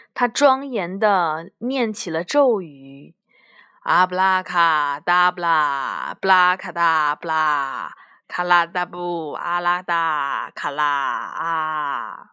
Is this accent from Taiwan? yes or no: no; China; 就像我们中国人过春节一样